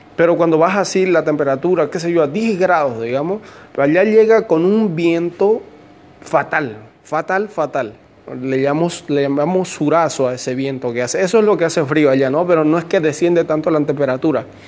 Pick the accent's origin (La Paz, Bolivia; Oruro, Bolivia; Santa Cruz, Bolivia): Santa Cruz, Bolivia; Santa Cruz de la Sierra; moved away as an adult; now in Santiago, Chile; soy de Bolivia, de Santa Cruz de la Sierra